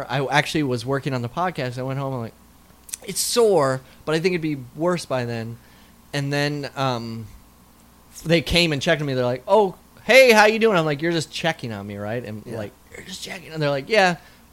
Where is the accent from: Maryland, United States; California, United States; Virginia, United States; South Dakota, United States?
South Dakota, United States; moved away; I grew up in South Dakota